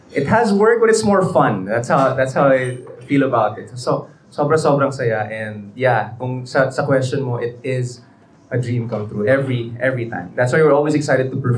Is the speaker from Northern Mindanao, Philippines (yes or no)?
yes; Cagayan de Oro, Northern Mindanao, Philippines; Tapos parehas kaming Bisaya. So, nung nag nakita kami, may Bisaya si Deka, taga, taga-asa ka. She's from Davao, I'm from CDO.